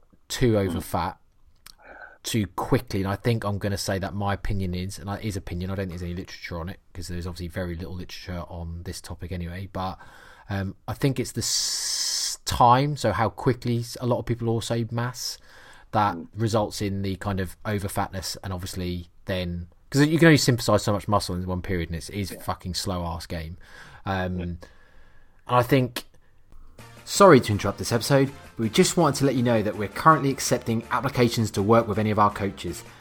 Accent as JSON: {"language": "English", "area": "Norfolk", "region": "East of England", "country": "United Kingdom", "accent": "Norfolk", "said": "that's really Norfolk, that's my accent coming from there"}